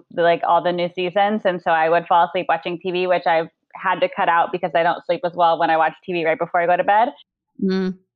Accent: Arizona, United States; moved away; we grew up in Arizona

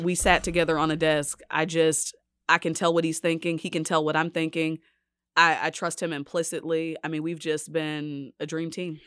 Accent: Dallas, Texas, United States; moved away as an adult; now in Kansas City, United States; I'm from Dallas.

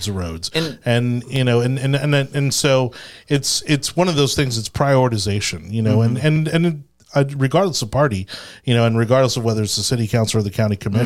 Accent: Miami, Florida, United States; moved away as an adult; now in Tampa, United States; I was born and raised in Miami

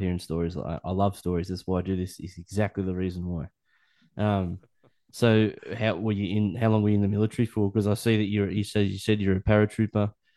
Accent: Newcastle, New South Wales, Australia; I grew up in Newcastle

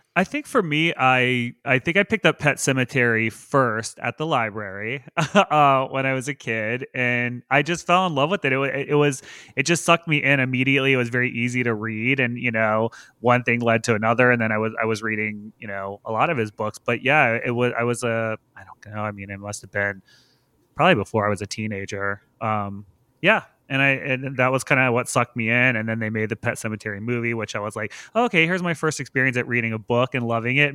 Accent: the South, United States; I grew up in the South

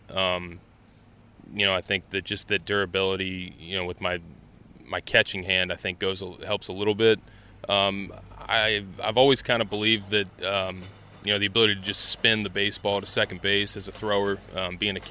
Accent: Cincinnati, Ohio, United States; growing up in Cincinnati

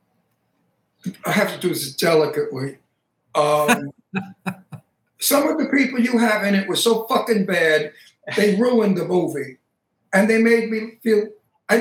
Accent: New York, United States; I'm from New York

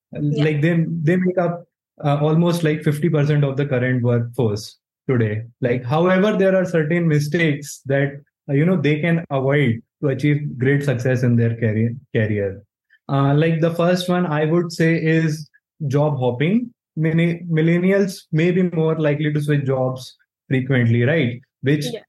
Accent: Jabalpur, Madhya Pradesh, India; I am from Jabalpur, a city in Madhya Pradesh.

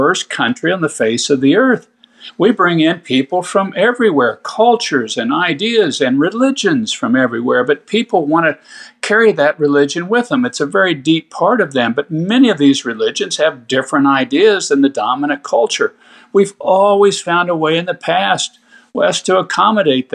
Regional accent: Kansas, United States; my home state of Kansas

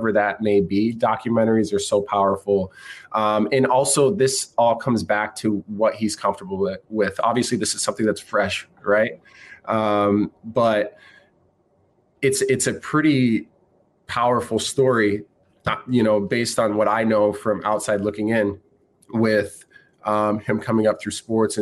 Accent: Brandon, South Dakota, United States; moved away as an adult; I grew up in South Dakota, man. I've small town, Brandon, South Dakota, about 5,000 people.

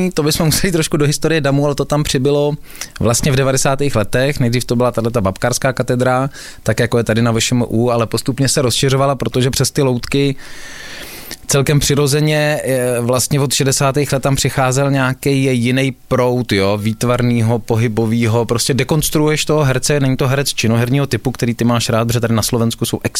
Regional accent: Czechia; Ale to máme i hodně rádi my, eh, Češi

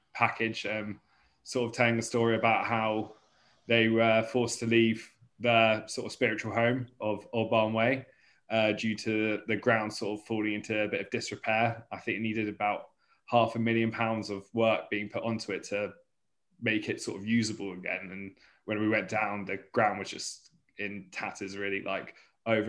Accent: Burgess Hill, South East England, United Kingdom; I'm from Burgess Hill, just up the road from Brighton

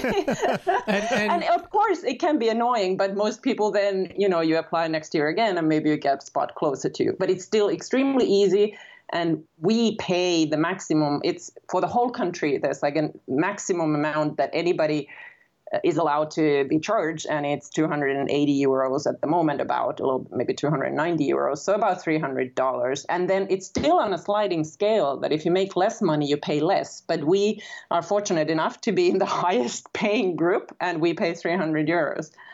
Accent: Finland; moved away as an adult; also born or lived in United States; I'm originally from Finland and I grew up in Finland

